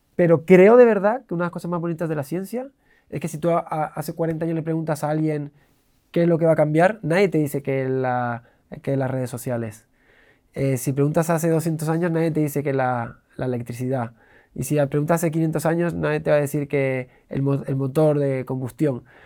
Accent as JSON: {"language": "Spanish", "region": "Canary Islands", "country": "Spain", "tie": "born or raised there", "also_born_or_lived": "Switzerland / England", "moved": "yes", "said": "yo me crié en las, Islas Canarias"}